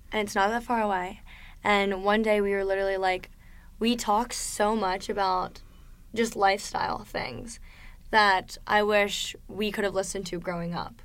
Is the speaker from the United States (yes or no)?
yes; Delaware, United States; moved away as an adult; now in South Florida, United States; I was born and raised in Delaware, and the first time that I ever moved out of the state of Delaware was when I came to school